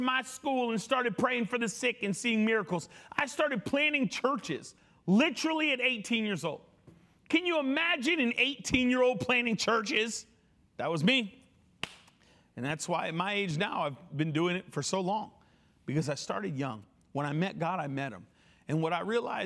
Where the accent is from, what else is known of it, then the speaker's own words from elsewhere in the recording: Connecticut, United States; I grew up in Connecticut